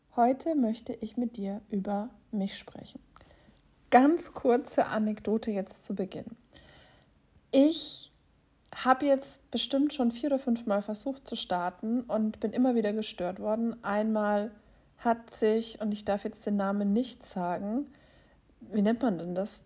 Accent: Erlangen, Bavaria, Germany; Ich bin in Erlangen geboren. Das ist in Mittelfranken.

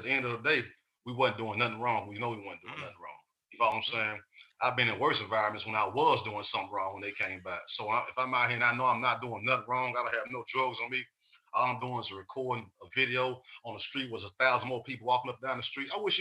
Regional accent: Chattanooga, Tennessee, United States; I'm from the West Side Project in Chattanooga, you know. So being raised in an environment like

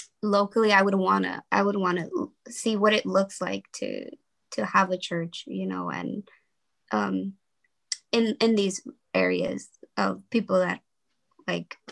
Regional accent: Los Angeles, California, United States; my communities, like the one that I grew up in South Central

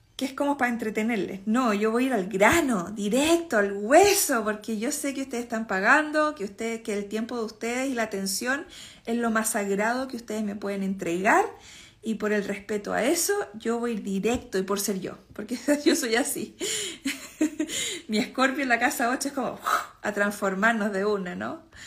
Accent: Chile; moved away as an adult; hace 10 años que no, vivo en Chile

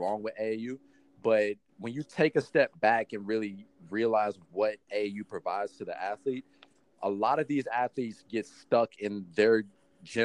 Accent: Huntsville, Alabama, United States; born or raised there; also born or lived in Los Angeles, California

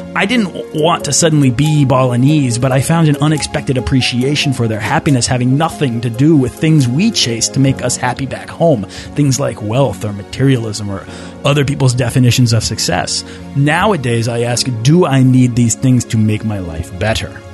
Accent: Boston, Massachusetts, United States; I'm from Boston

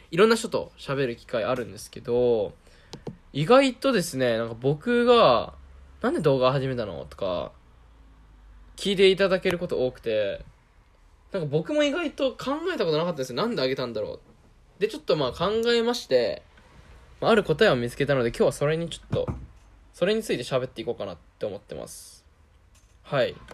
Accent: Okayama, Japan; accent: Kansai and Okayama dialect mix; 出身は岡山県になるんですけど、まあ、親が関西出身っていうのもあって、ちょくちょく出るなんかその関西弁みたいなのと、まあ、岡山弁のミックス。

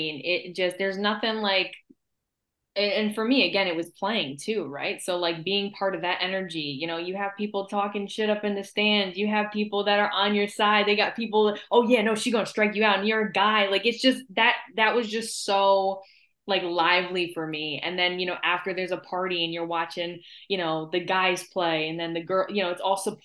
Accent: Albany, New York, United States; I am from Albany too

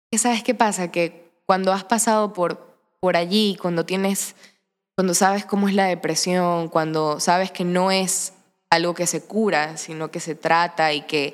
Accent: Santa Ana, Manabí, Ecuador; moved away as an adult; also born or lived in Portoviejo; now in Guayaquil, Ecuador; vengo del Cantón Santa Ana, de Manabí en la provincia de Manabí, eh, nací en Puerto Viejo, me crié en Santa Ana todo el tiempo

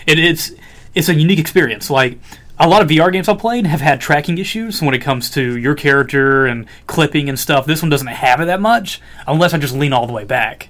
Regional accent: Alabama, United States; we're all from Alabama

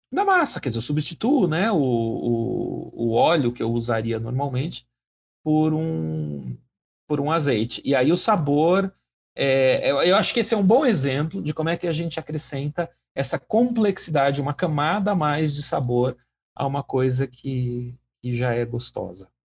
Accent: Brazil; como brasileiros

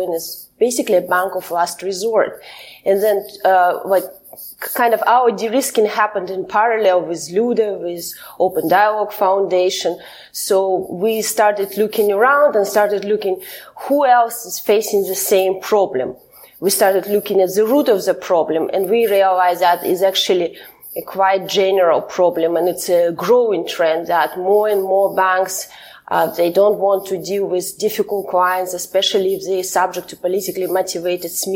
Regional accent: Kazakhstan; moved away as an adult; now in Belgium; I'm originally from Kazakhstan, but right now I live in Belgium where I have political asylum because I've been politically persecuted by my home country, Kazakhstan

